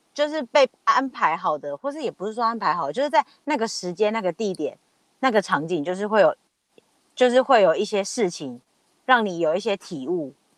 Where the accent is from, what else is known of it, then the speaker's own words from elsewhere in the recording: Taiwan; 我们是台湾人